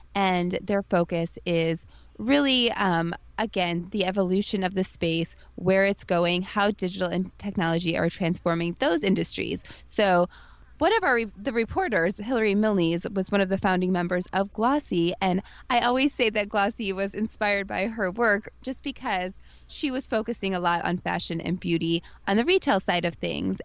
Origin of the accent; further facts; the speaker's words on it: St. Louis, Missouri, United States; moved away; I come from St. Louis, Missouri, the Midwest